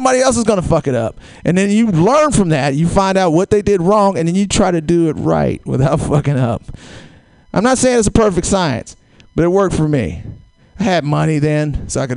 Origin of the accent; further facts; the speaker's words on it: Georgia, United States; now in San Francisco, United States; I'm from Georgia